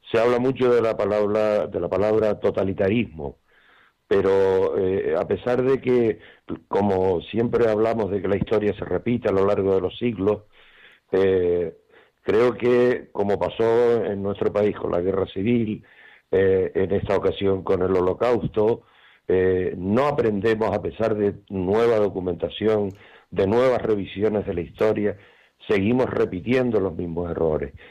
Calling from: Tenerife, Canary Islands, Spain

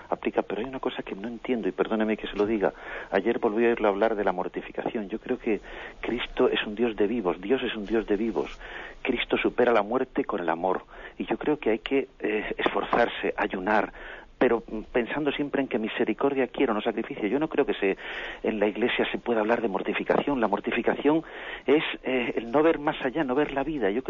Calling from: Madrid, Community of Madrid, Spain; de Madrid.

